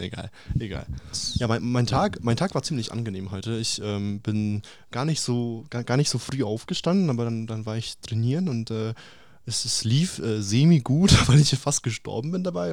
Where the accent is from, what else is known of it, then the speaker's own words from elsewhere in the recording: Russia; ich bin Russe